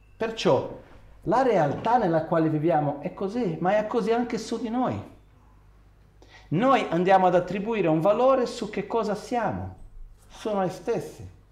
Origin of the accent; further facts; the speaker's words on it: Brazil; moved away; quando ero ragazzino in Brasile